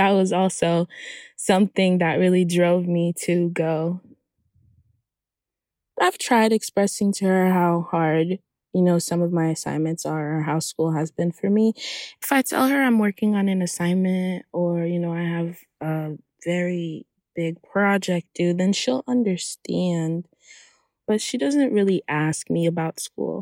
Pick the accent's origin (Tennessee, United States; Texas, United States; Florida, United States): Florida, United States; Hollywood; also born or lived in Haiti; I'm from Haiti, and I grew up in Hollywood, Florida